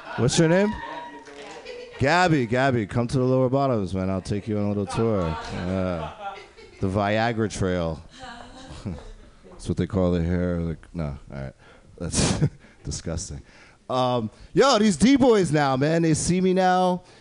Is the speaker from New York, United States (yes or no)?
yes; upstate New York, United States; I'm not from New York City, I'm from upstate.